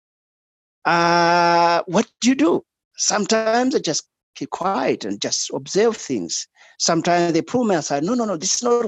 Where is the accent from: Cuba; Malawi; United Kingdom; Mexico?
Malawi; moved away as an adult; also born or lived in Australia